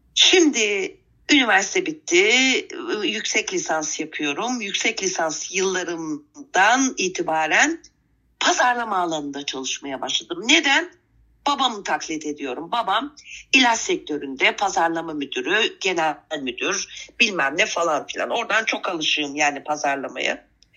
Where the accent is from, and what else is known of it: Istanbul, Turkey; born or raised there; also born or lived in Adana